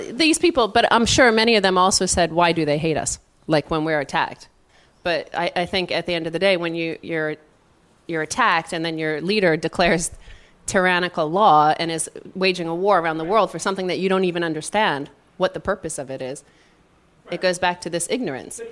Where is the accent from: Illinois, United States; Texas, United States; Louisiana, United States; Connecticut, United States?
Connecticut, United States; I'm from Connecticut.